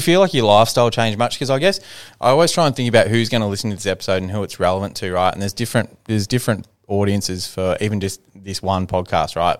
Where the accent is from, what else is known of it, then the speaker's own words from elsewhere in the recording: Ballarat, Victoria, Australia; my group of friends that I grew up with in Ballarat